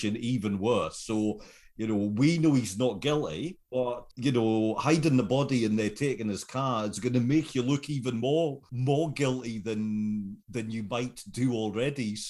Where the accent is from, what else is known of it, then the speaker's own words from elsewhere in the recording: United Kingdom; as a British viewer.